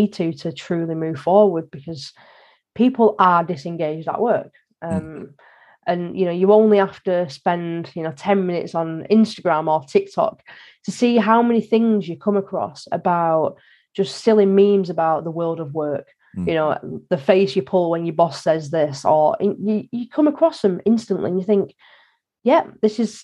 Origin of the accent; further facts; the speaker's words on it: the North, the north of England, United Kingdom; I'm from the North